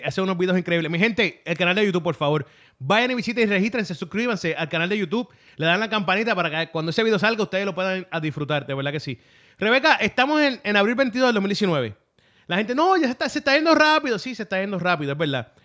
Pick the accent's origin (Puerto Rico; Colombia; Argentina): Puerto Rico; lo estoy diciendo como puertorriqueño